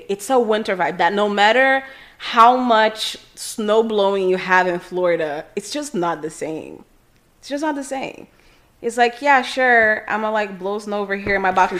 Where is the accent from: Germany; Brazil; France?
Brazil; Rio de Janeiro; English is a second language; also born or lived in California; now in Miami, United States; I was born in Rio de Janeiro